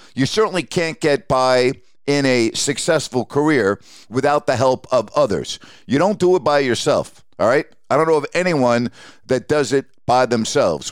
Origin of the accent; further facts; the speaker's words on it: Syosset, New York, United States; moved away as an adult; also born or lived in Bowling Green, Ohio / Sacramento; I grew up in Syosset, New York, on Long Island